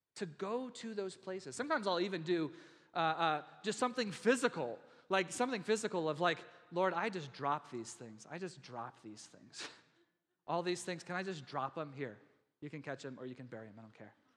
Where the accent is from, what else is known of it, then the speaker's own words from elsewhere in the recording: Texas, United States; I'm from Texas